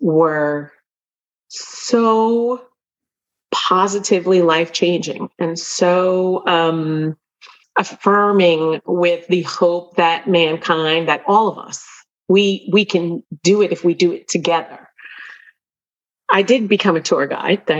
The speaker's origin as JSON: {"language": "English", "town": "New York City", "region": "New York", "country": "United States", "said": "as a New Yorker"}